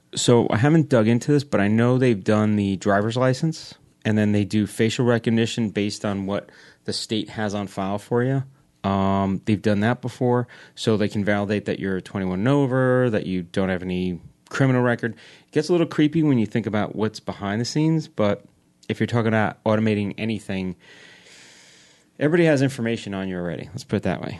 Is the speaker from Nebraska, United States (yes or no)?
no; New York, United States; now in New Jersey, United States; I grew up in New York